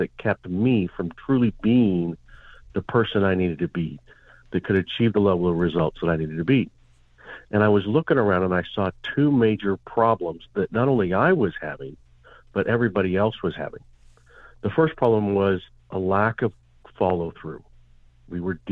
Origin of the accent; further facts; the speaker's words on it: Montana, United States; I grew up in Montana